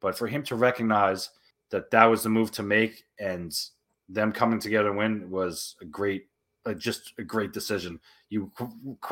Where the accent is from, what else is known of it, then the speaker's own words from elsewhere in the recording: East Rutherford area, New Jersey, United States; moved away as an adult; now in South Jersey, United States; I grew up when it was Continental Airlines Arena, a mile away from the arena